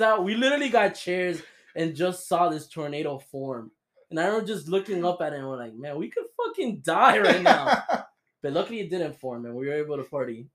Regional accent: Florida, United States; We're from Florida

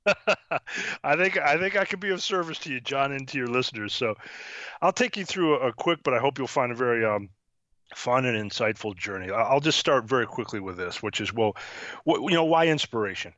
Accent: Syracuse, New York, United States; now in Cincinnati, United States; I grew up in New York, uh, Syracuse, New York

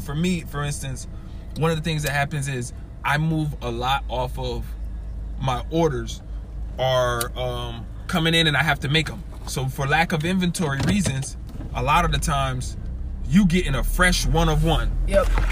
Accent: Massachusetts, United States; moved away; also born or lived in Quincy, Florida; I was born in Massachusetts

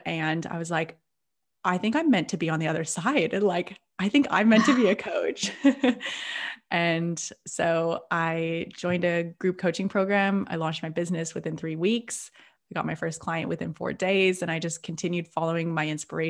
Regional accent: Seattle, Washington, United States; moved away as an adult; now in Byron Bay, Australia; I'm originally from Seattle, and I'm currently living just outside of Byron Bay in Australia

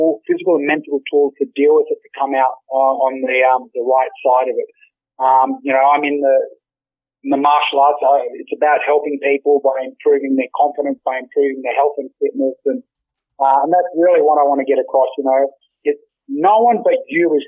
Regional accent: Australia; We are all Australian.

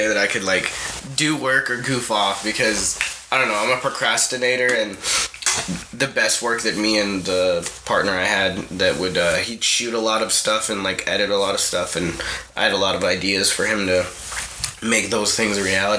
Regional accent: Clarksville, Tennessee, United States; born there; also born or lived in Japan / California; I was born in Tennessee, in Clarksville, on a military base because my father is a medic in the Army, retired now at this point. And then we moved to Japan when I was 3.

